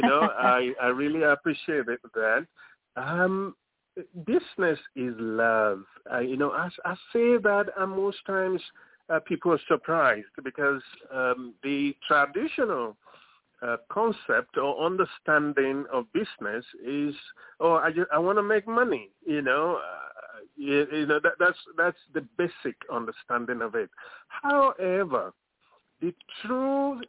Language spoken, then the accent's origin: English; Lagos, Nigeria; moved away as an adult; now in United States; I'm from Lagos, Nigeria. It's somewhere in the center of Africa. That is where I was born. That is where I grew up, in Lagos